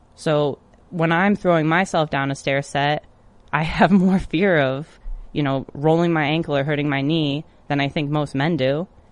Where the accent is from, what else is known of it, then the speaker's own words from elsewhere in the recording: Michigan, United States; my home state in Detroit, Michigan.